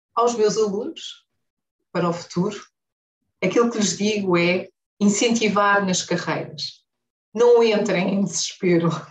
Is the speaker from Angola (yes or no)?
yes; Huambo, Angola; now in Luanda, Angola; Nasci no Ambo e vivi